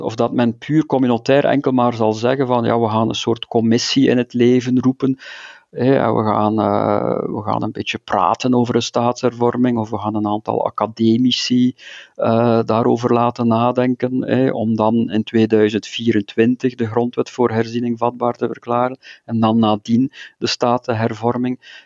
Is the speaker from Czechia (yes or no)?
no; Flanders, Belgium; als Vlaming